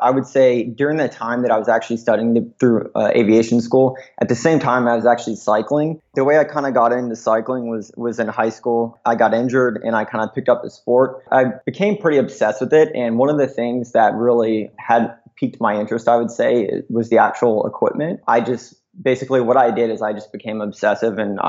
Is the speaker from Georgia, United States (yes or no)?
yes; Atlanta, Georgia, United States; moved away as an adult; now in Santa Monica, United States; I'm actually originally from Atlanta, Georgia, or right north of it. I spent most of my childhood, kind of teenager years there